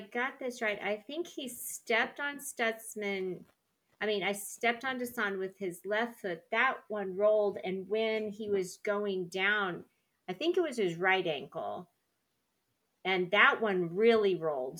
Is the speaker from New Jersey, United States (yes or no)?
no; Weatherford, Oklahoma, United States; I'm from Weatherford